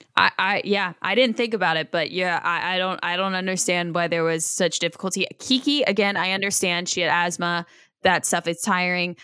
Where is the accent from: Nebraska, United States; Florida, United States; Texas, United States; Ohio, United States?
Ohio, United States; I grew up in Ohio